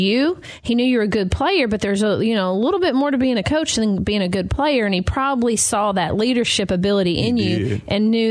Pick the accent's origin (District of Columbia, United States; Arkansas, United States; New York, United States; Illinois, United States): Arkansas, United States; Pocahontas; moved away; Pocahontas, Arkansas